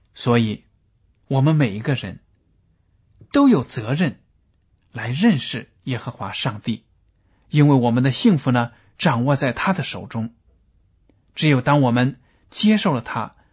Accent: China; 我们中国人

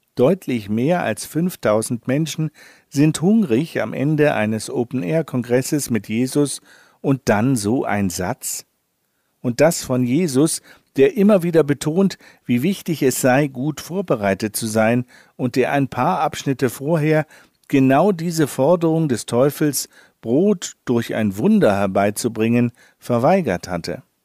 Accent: Northern Germany, Germany; als Norddeutscher muss ich darauf pochen

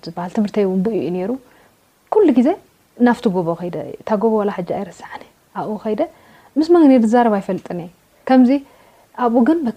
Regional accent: Eritrea; moved away; also born or lived in Addis Ababa; ኣብ ኤርትራ የ ተወሊደ

